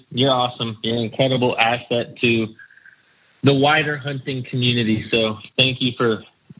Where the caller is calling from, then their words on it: Central Texas, United States; I'm calling from Central Texas.